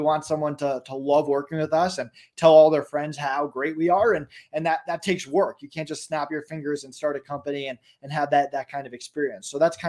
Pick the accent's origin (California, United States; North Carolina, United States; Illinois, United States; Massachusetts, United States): Massachusetts, United States; also born or lived in Florida; now in Colorado, United States; I'm actually from Massachusetts originally, and Colorado winters are 100 times better than Massachusetts winters.